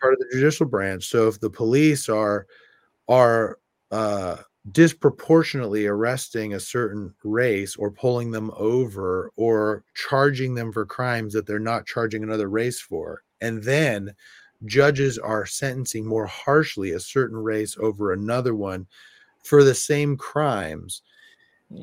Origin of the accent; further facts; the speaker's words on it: California, United States; moved away; also born or lived in South Bend, Indiana; I'm from California